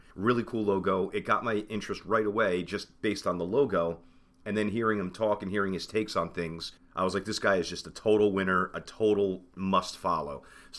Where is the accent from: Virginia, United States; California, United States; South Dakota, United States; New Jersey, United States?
New Jersey, United States; And I'm from New Jersey